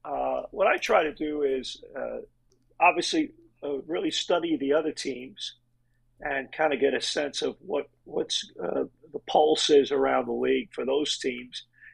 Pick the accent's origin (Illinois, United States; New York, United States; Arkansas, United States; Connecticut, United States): New York, United States; New York City; moved away as an adult; now in Canada; I was born in Brooklyn, New York. I'm the youngest of four boys, Irish immigrants. I'm first generation. My parents both immigrated to the United States.